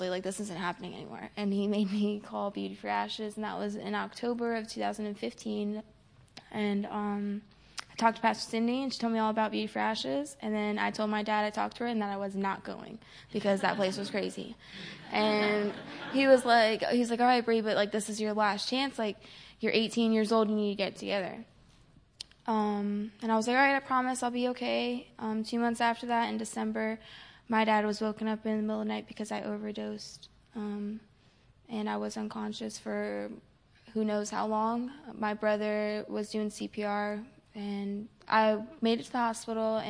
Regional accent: Florida, United States; I'm from Florida

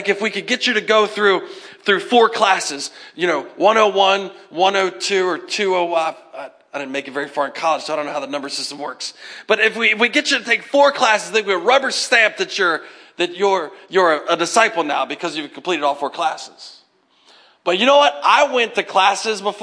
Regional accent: United States; as Americans

